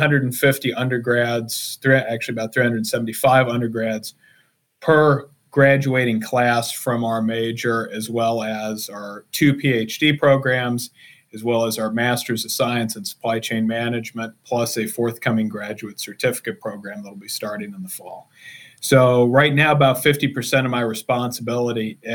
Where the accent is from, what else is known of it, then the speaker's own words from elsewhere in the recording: Hicksville, Ohio, United States; moved away as an adult; I grew up in a little farm town in Northwest Ohio, honest to God, called Hicksville